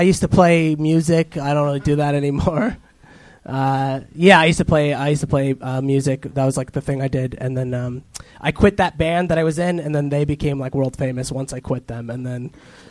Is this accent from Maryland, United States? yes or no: no; Orange County, California, United States; also born or lived in Echo Park, Los Angeles; now in Los Angeles, United States; I'm from here, like Orange County. Huh. And then I just moved here. I live in Echo Park now.